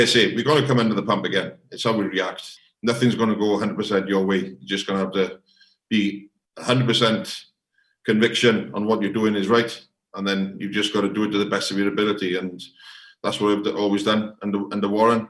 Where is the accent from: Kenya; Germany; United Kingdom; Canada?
United Kingdom; Welsh, Wales; being a Welsh coach is coaching in Wales